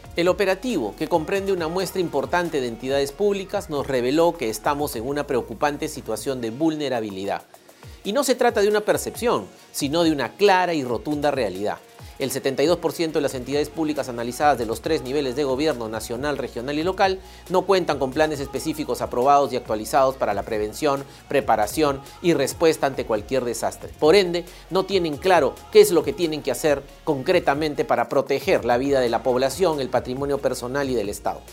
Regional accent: Peru; nuestro bienestar como peruanas y peruanos

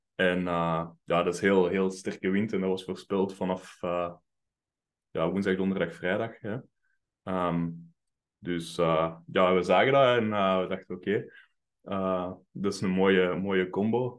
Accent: Mechelen, Flanders, Belgium; moved away as an adult; also born or lived in Finland; ik ben opgegroeid in Mechelen

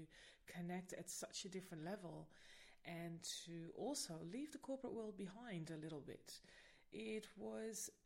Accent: Netherlands; now in Sydney, Australia; I am originally from the Netherlands

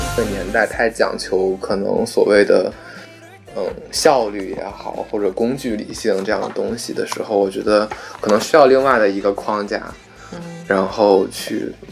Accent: Yanqing, Beijing, China; 我家是延庆的，延庆就是在北京是一个存在感最低、最低的一个地方

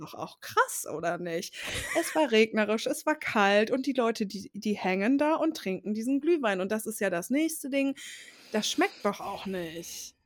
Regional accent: Ruhr area, North Rhine-Westphalia, Germany; bei uns im Ruhrgebiet

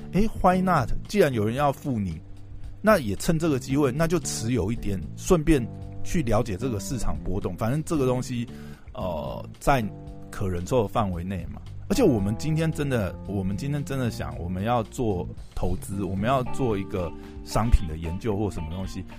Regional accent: Taiwan; 我们台湾人

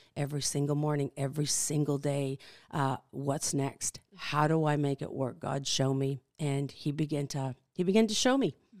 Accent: Canada; born or raised there; English is a second language; moved away as an adult; also born or lived in Netherlands; now in Kalispell, United States

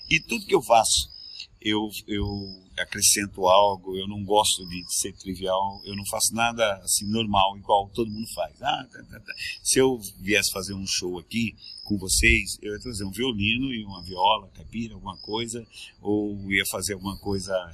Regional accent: Peru; born there; Não, nasci no Peru, cara.

